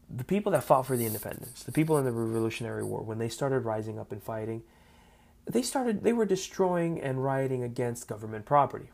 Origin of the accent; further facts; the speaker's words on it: South Florida, United States; I am an American born Cuban raised in South Florida